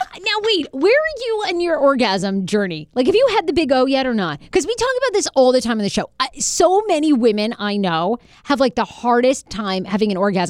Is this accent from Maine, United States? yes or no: yes; Maine, United States; moved away; I grew up in Maine. There was nothing to do but drink and fuck.